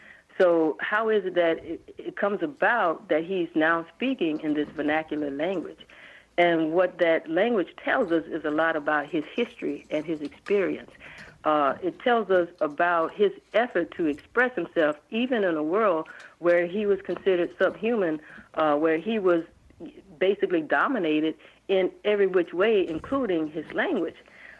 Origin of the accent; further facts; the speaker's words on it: Baton Rouge, Louisiana, United States; also born or lived in New Orleans; Oh, I'm from Louisiana. I'm not Cajun, but I'm born in New Orleans and reared in Baton Rouge.